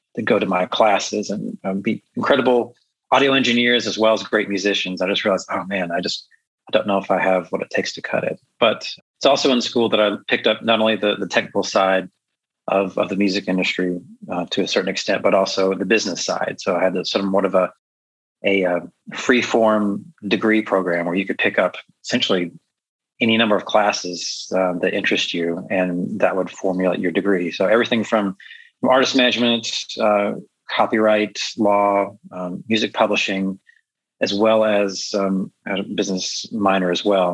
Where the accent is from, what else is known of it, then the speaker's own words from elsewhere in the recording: rural Georgia, United States; also born or lived in Nashville, Tennessee / Los Angeles suburbs, California; now in Chicago, United States; I grew up in the Southeast for the most part. I lived in rural Georgia in a valley